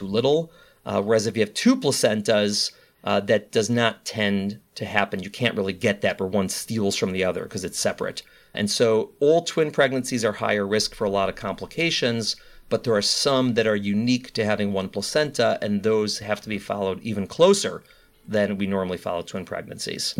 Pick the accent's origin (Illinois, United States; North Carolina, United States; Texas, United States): Illinois, United States; Chicago; moved away as an adult; now in New York City, United States; I'm a Midwesterner. I was born and raised in Chicago, Illinois